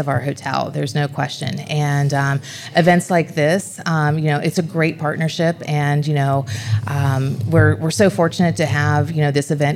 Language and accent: English; Buckhannon, West Virginia, United States; moved away as an adult; also born or lived in East Coast; I'm originally from West Virginia